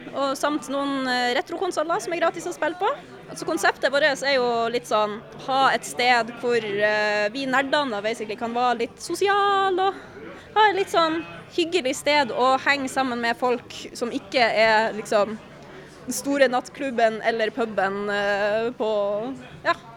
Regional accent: Northern Norway, Norway; now in Oslo, Norway

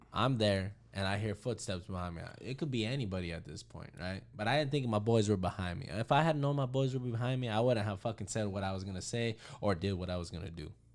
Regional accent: Hayden, Arizona, United States; we grew up in Hayden together.

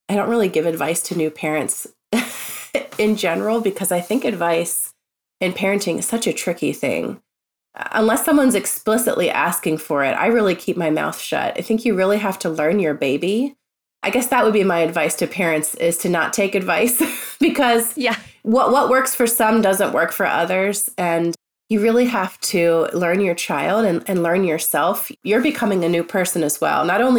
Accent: Tennessee, United States; born there; I was born in Tennessee.

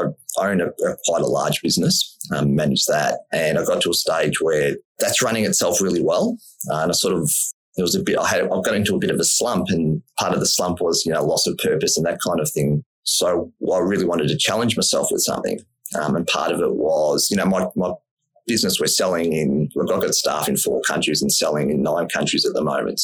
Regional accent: Melbourne, Victoria, Australia; I grew up in Melbourne, which is sort of Australia's sports capital.

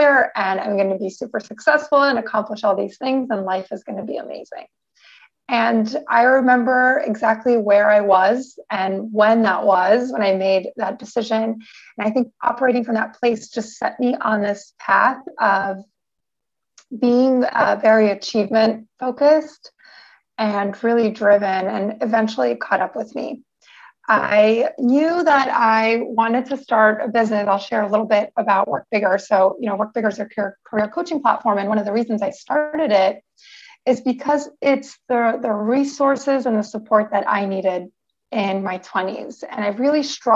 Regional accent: New York City, New York, United States; now in San Diego, United States; I'm currently living in San Diego, California, but I'm originally from New York City

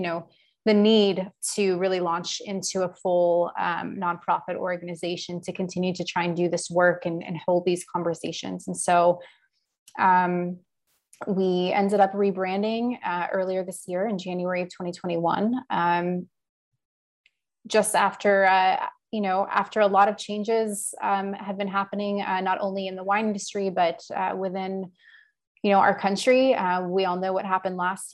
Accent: Houston, Texas, United States; also born or lived in San Francisco / Austin; I was actually born in San Francisco, but I grew up mostly in Houston, and then moved to Austin about 7.5 years ago.

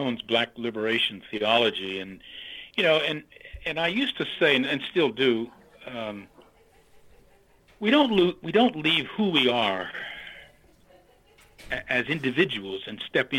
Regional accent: New Castle, United States; moved away; I grew up in Newcastle at that time when there was a colored YMCA and a white YMCA

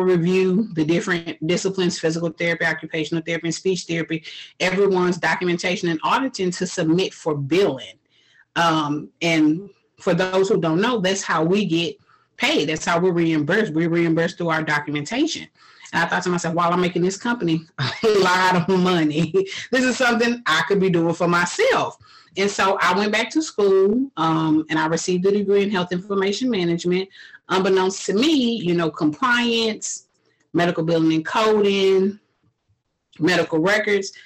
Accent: Houston, Texas, United States; I was born and raised in Houston, Texas.

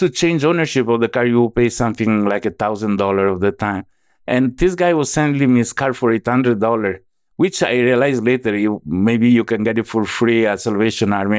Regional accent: Venice, Veneto, Italy; accent: Italian; English is a second language; moved away as an adult; also born or lived in United States; now in Southeast Asia; I was born and raised in Italy, then at age eighteen, I started going to the United States

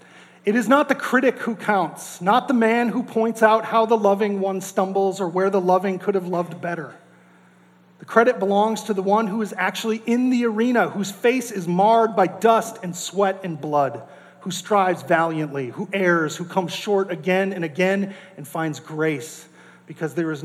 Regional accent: North Dakota, United States; I grew up in North Dakota

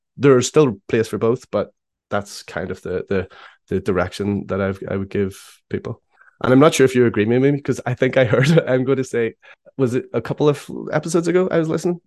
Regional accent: Belfast, Northern Ireland, United Kingdom; I am from Belfast in Ireland.

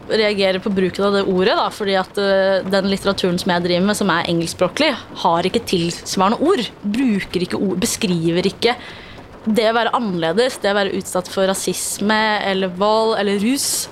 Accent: Afghanistan; Norwegian is a second language; now in Norway; Uh, jeg er fra Afghanistan.

